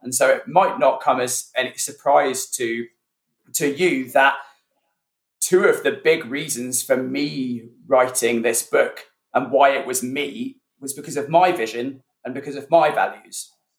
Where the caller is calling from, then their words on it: near Reading, South East England, United Kingdom; Calling in from near Reading in the UK.